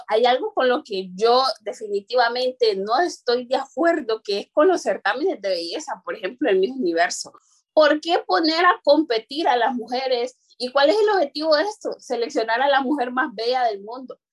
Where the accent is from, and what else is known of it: Honduras; first language Garifuna; Spanish is a second language